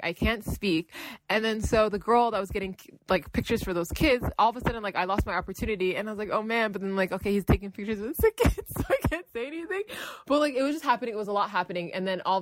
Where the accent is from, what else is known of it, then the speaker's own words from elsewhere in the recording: Toronto, Ontario, Canada; So we're from Toronto